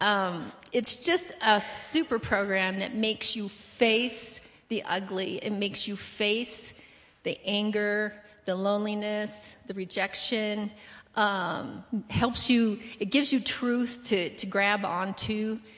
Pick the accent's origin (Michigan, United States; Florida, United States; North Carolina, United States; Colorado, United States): Colorado, United States; moved away as an adult; also born or lived in Brazil; grew up in Colorado